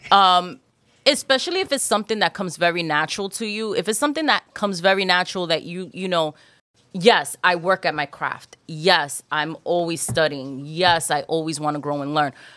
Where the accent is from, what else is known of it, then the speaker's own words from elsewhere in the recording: New York City, New York, United States; also born or lived in Queens Village, New York / Dominican Republic (ancestry); I grew up in Corona, Queens. I'm Dominican